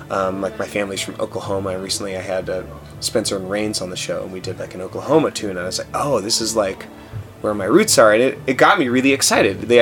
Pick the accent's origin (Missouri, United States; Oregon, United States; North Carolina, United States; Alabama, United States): Oregon, United States; moved away; I'm originally from Oregon